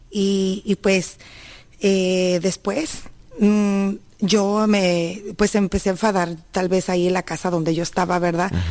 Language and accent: Spanish; Sierra de Jalisco, Mexico; moved away; yo vengo de la Sierra de Jalisco